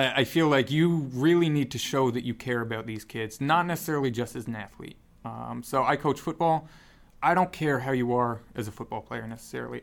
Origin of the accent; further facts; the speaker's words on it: Newtown, Connecticut, United States; moved away; I grew up in Newtown, Connecticut